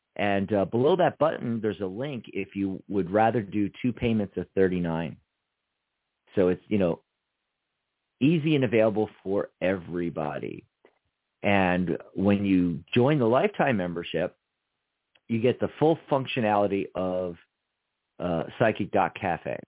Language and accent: English; Pennsylvania, United States; I was born in the 215 area code